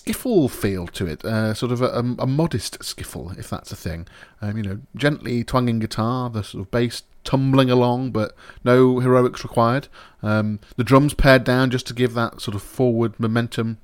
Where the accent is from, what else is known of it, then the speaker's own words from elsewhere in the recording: United Kingdom; We are British